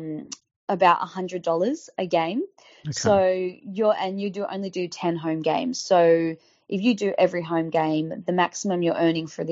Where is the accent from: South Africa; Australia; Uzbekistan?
Australia; Sydney, New South Wales; I'm from the Shire, but I went to the Bulldogs